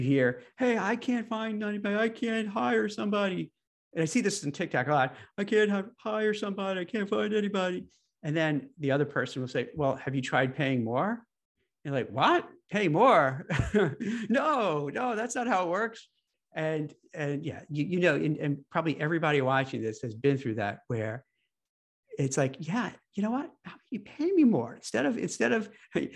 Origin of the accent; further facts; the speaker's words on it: New York, United States; the New York cynic in me, because I grew up in New York